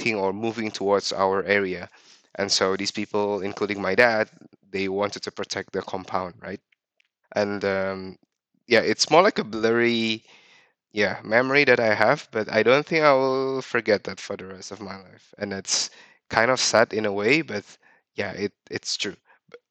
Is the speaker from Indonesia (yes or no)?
yes; Jakarta, Indonesia; moved away as an adult; also born or lived in Netherlands / Middle East; I grew up in Jakarta.